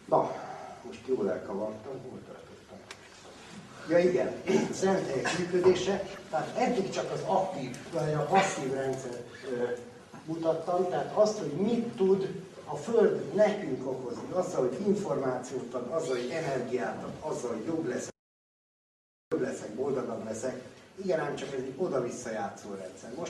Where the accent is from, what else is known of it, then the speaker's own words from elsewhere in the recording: Hungary; magyarok vagyunk